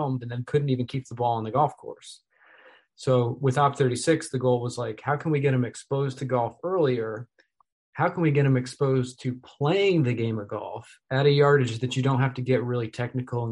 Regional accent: New York, United States; I grew up in the Empire State, New York State

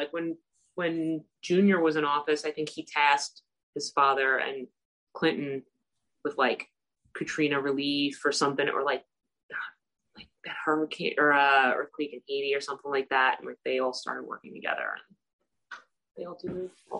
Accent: Ireland; Well, yes, but we weren't celebrating the Jubilee, again, because we're not British.

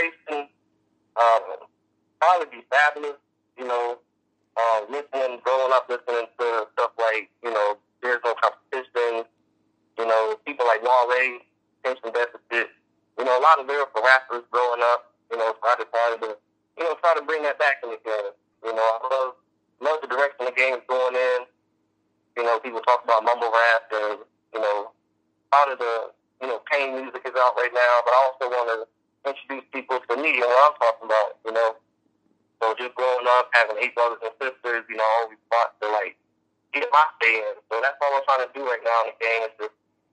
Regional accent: West Virginia, United States; I'm actually from West Virginia

